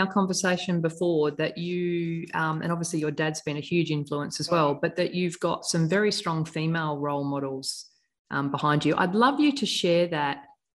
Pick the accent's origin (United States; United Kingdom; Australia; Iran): Australia; Adelaide, South Australia; born there; it could be an appropriate time to let you know I was born in Adelaide.